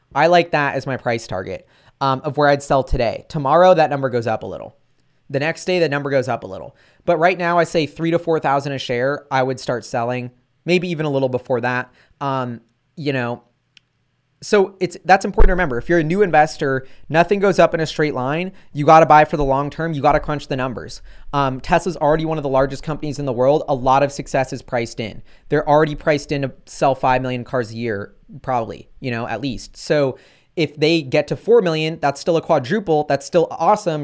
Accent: United States; I'm an American

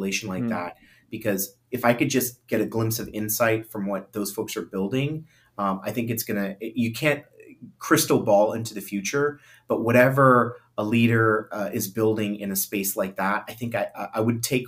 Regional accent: Miami, Florida, United States; also born or lived in Guyana; I was born in the Caribbean, made in the 305. So I'm a proud immigrant. I'm from Guyana. I landed in Miami when I was about 2 years old with my family

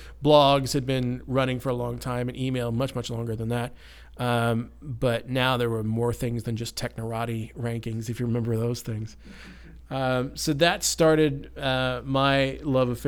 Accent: Carrollton, Texas, United States; now in Denton, United States; my hometown of Carrollton. I grew up in Carrollton, actually

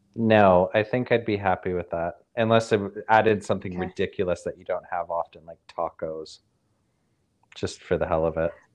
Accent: Caledon, Ontario, Canada; moved away; also born or lived in Leeds; my hometown

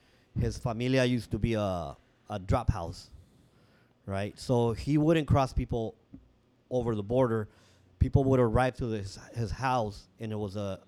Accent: San Diego, California, United States; also born or lived in Tijuana, Mexico; I was born here in San Diego, and we did live in TJ for a little bit, for a couple years. But then we came back, and I think it was like 76 or so, and lived on 32nd and Martin, which is in Logan Heights.

